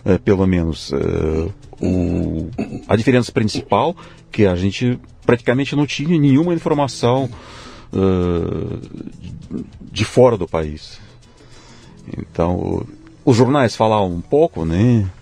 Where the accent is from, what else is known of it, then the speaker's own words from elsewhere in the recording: Tomsk, Tomsk Oblast, Russia; Portuguese is a second language; moved away as an adult; now in São Paulo, Brazil; Eu nasci na Rússia mesmo, na cidade que fica na Sibéria, se chama Tomsk